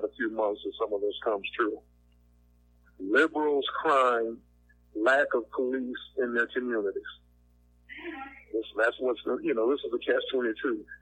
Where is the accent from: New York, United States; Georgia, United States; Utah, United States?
Georgia, United States; Savannah; moved away as an adult; now in New Orleans, United States; first starting in Savannah, Georgia, my hometown, and now I'm here in Gotham City, which is my nickname for New Orleans